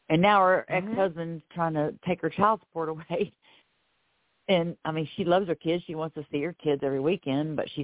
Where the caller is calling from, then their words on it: Florida, United States; I'm calling in from Florida.